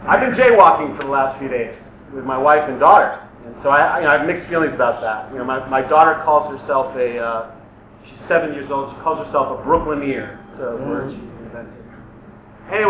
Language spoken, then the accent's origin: English; New York, United States; moved away as an adult; now in Los Angeles, United States; I'm from New York originally. I moved out to LA in 2002.